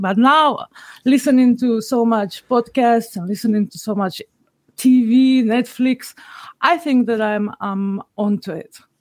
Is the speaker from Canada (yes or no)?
no; North Macedonia; I'm from Macedonia